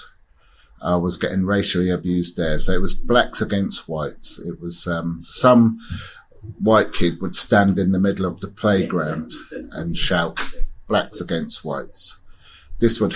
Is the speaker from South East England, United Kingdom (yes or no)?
yes; Oxford, South East England, United Kingdom; also born or lived in Caribbean; I was born in Oxford, taken to the Caribbean until I was 3 years old. Came back to Oxford, and it was a racist time. There wasn't many black people around. And I grew up with gangs.